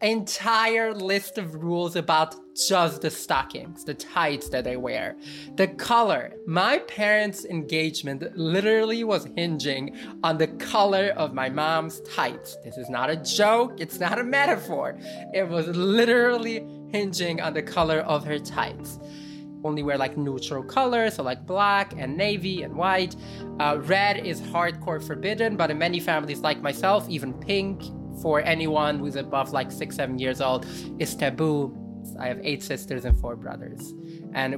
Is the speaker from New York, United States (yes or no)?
yes; New York City, New York, United States; first language Yiddish; English is a second language; I grew up speaking only Yiddish, and well, I also studied Hebrew and even Aramaic. For all intents and purposes, English is my fourth language, and I grew up in New York City.